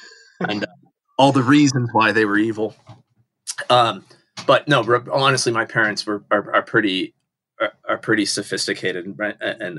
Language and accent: English; Washington, United States; also born or lived in Southern California; Yeah. I'm a West Coast guy. So I was born in California, Southern California. As in various places in Southern California as a little kid, then moved up to Washington State as a school kid, and then lived outside of Seattle there through high school.